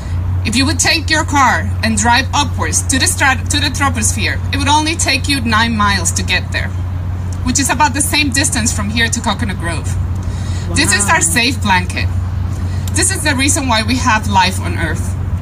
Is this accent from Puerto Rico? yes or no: yes; Puerto Rico; now in South Florida, United States; I'm also from Puerto Rico.